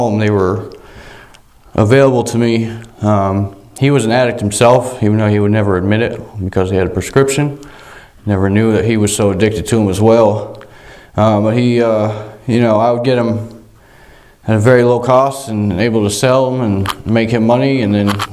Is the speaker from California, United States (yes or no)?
no; Vermont, United States; also born or lived in South Royalton, Vermont; I grew up in Vermont.